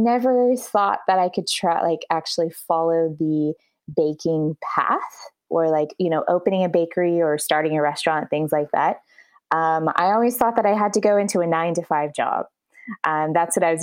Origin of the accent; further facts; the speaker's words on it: Dallas, Texas, United States; moved away as an adult; now in Versailles, France; I'm originally from Dallas, Texas, and I live in Versailles right now